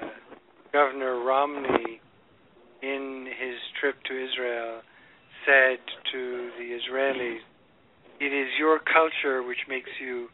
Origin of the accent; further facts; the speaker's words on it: London, United Kingdom; also born or lived in Ireland; when I was a young boy in London, we moved from Ireland to England